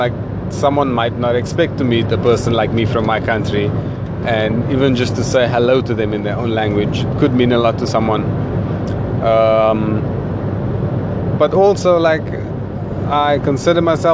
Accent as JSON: {"language": "English", "town": "Cape Town", "region": "Western Cape", "country": "South Africa", "said": "me as a South African, we do have a colored community, and me being from Cape Town"}